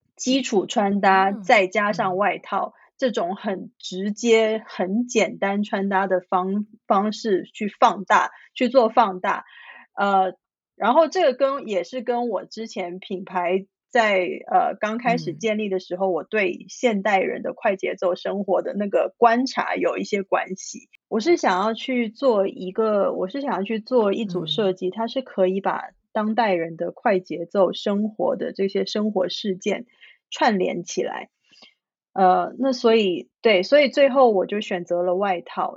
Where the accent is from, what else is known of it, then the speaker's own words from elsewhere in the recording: Shanghai, China; now in San Francisco, United States; 我从小是在上海长大，我是一个完，完全全地在 urban city 长大、生活、工作的人